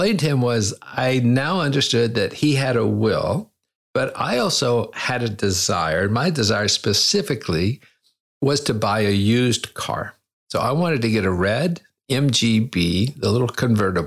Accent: United States; moved away as an adult; also born or lived in China; I'm a Christian. I'm an American.

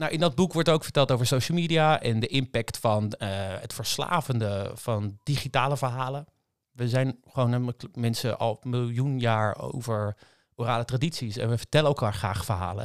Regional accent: Rotterdam, South Holland, Netherlands; Ik kom uit Rotterdam.

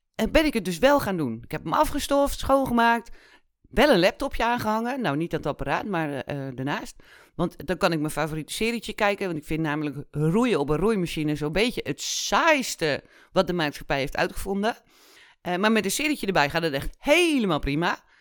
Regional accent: Netherlands; also born or lived in Kenya; ik ben in Kenia geboren. We zijn met, toen ik anderhalf was, zijn we teruggekomen naar Nederland.

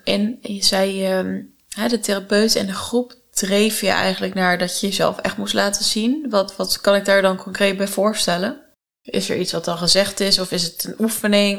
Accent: Netherlands; als een Nederlander

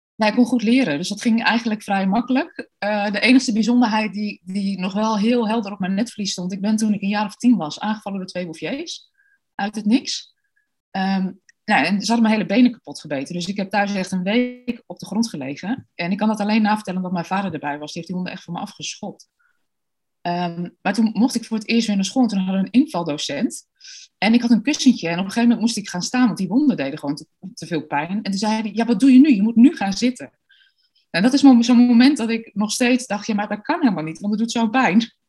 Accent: Deventer, Overijssel, Netherlands; also born or lived in Australia; Ik ben geboren en getogen in Deventer

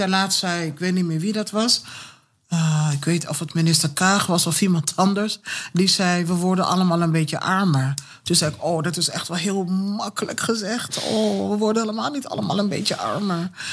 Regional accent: Kumasi, Ashanti, Ghana; now in Netherlands; geboren in Kumasi

